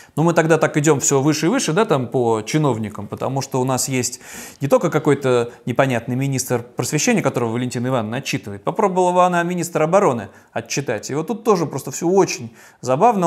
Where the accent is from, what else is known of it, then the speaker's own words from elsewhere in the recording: Saint Petersburg, Russia; как петербуржец